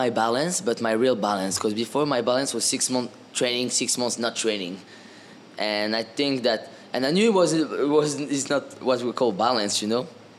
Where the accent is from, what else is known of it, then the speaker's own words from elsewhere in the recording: France; I grew up in France in boarding school with a French team, so I had a good base